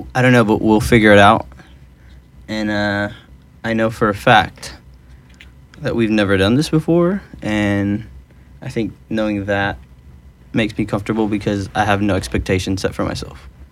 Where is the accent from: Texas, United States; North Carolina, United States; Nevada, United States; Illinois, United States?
Texas, United States; Dallas; moved away as an adult; now in Los Angeles, United States; I am originally from Dallas, Texas, and I now live in Los Angeles, California